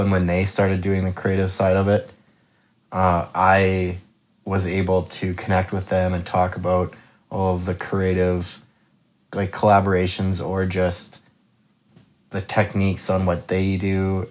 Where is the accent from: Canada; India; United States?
Canada; Kelowna, British Columbia; I am born and raised Kelowna